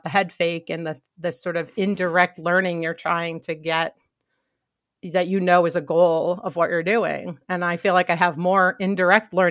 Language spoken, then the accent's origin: English; New York, United States; So most people don't realize that I grew up in New York.